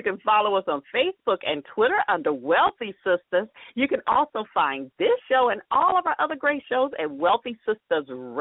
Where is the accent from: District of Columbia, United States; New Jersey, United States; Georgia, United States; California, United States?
Georgia, United States; Atlanta; my native city of Atlanta